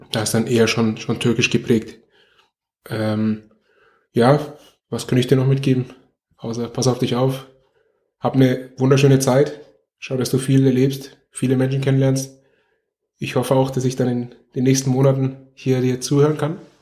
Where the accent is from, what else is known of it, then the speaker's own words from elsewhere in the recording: Nuremberg, Bavaria, Germany; ich bin in Nürnberg geboren und aufgewachsen